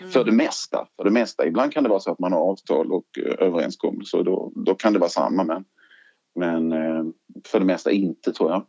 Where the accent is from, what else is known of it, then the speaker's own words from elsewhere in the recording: Lund, Skåne, Sweden; also born or lived in Trelleborg / Malmö; Jag är från Lund ursprungligen